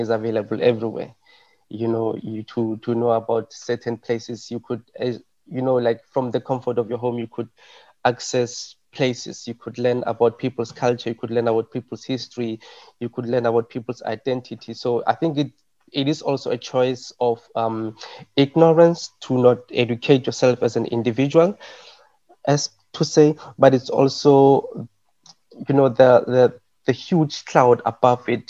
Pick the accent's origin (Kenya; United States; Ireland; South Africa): South Africa; English is a second language; moved away; I'm from South Africa